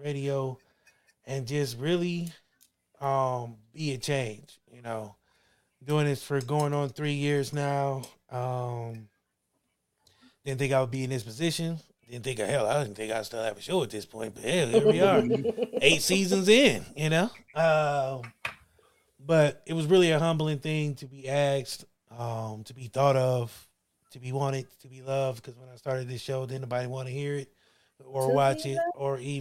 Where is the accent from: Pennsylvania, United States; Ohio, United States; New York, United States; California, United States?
Ohio, United States; Akron; I'm from Akron